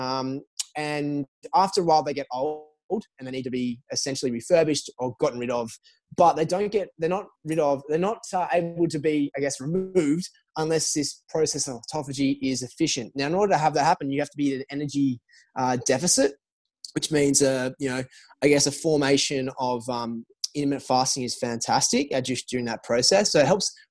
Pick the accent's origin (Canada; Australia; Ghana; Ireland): Australia; moved away as an adult; now in United States; growing up in Australia